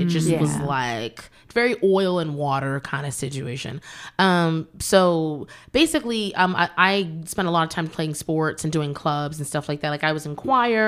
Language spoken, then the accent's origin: English; Manassas, Virginia, United States; I grew up there, and it definitely was an interesting experience. I'm thankful, even though I grew up in Virginia